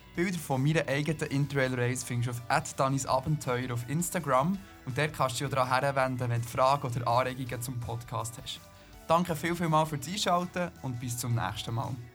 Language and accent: German; Switzerland; bei uns in der Schweiz